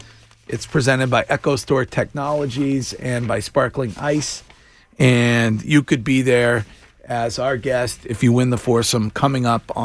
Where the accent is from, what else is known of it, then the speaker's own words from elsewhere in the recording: Stow, Massachusetts, United States; walked in to my hometown police department